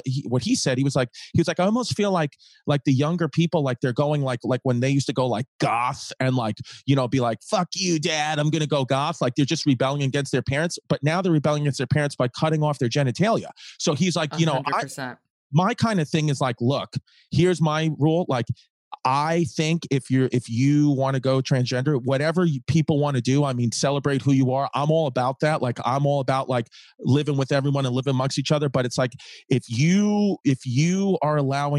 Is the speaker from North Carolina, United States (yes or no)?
no; Brooklyn, New York, United States; I grew up in Brooklyn, you know? So it's just like, you know, this is what we used to do, Megan.